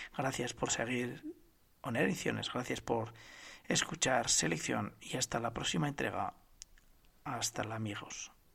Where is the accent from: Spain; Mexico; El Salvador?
Spain; que somos todos los españoles